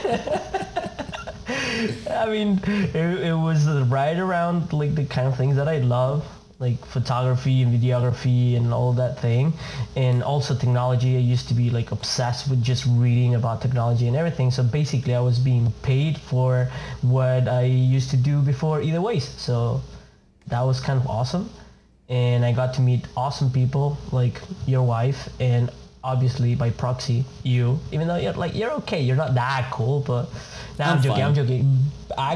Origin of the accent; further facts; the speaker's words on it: Argentina; accent: Latin; first language Spanish; English is a second language; moved away as an adult; now in United States; I'm from Argentina, born and raised.